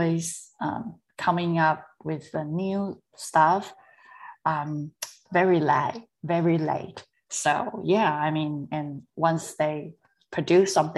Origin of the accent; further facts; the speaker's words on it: Taiwan; I was born and raised in Taiwan